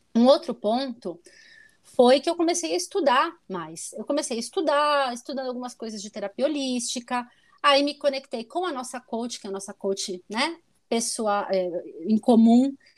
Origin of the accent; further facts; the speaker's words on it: São Paulo, Brazil; moved away as an adult; also born or lived in Porto Alegre; Morei em Porto Alegre, sou originalmente paulista